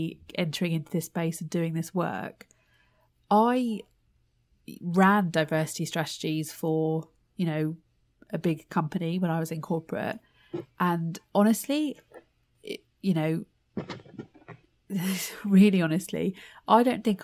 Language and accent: English; United Kingdom; I'm Indian heritage, but born in the UK.